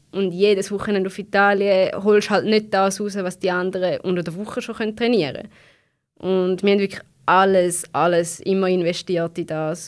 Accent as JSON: {"language": "German", "country": "Switzerland", "said": "bei uns in der Schweiz"}